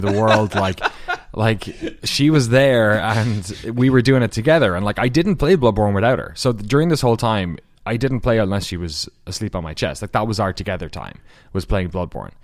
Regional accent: Waterford, Munster, Ireland; accent: Irish; moved away as an adult; now in Maryland, United States; they kind of moved to the south to Waterford, um, in the southeast of Ireland, small enough, uh, city. And that's where I was born

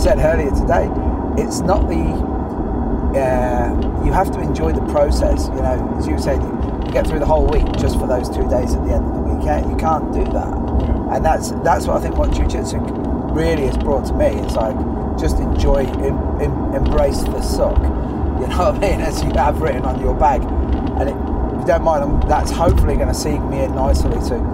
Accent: Ireland; being Irish and Catholic

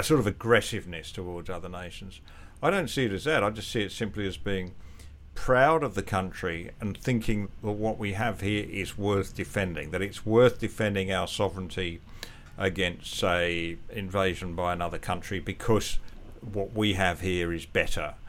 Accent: England, United Kingdom; now in Australia; I can be a English born with Scottish heritage

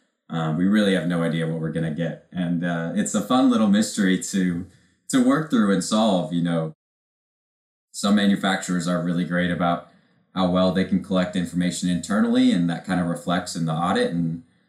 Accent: Washington, United States; growing up in Washington State

